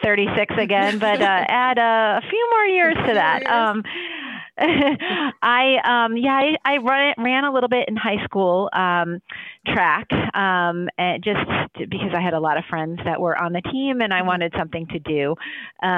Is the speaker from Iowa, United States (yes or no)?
no; Buffalo, New York, United States; also born or lived in DMV (Washington, D.C. area); now in Washington, D.C. area, United States; I am originally from Buffalo, New York